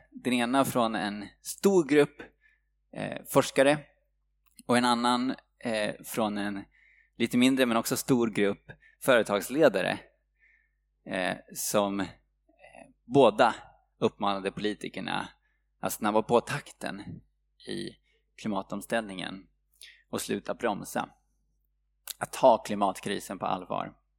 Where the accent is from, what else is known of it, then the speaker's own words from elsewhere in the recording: Sweden; vi svenskar